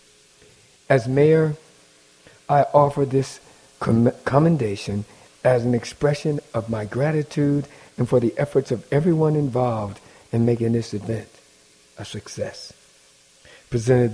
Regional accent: Midwest, United States; now in Baltimore, United States; I'm from the Midwest

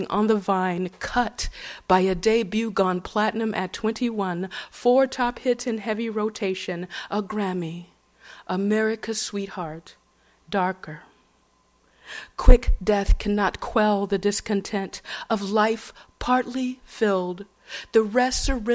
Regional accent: Atlanta, Georgia, United States; moved away; growing up in Atlanta, Georgia, the way I did

